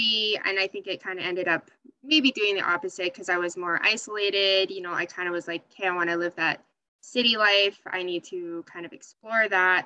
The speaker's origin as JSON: {"language": "English", "town": "Edmonton", "region": "Alberta", "country": "Canada", "tie": "born or raised there", "also_born_or_lived": "Sherwood Park, Alberta", "said": "born and raised in Canada. I initially grew up actually out. I grew up in Millwoods, which is in Edmonton."}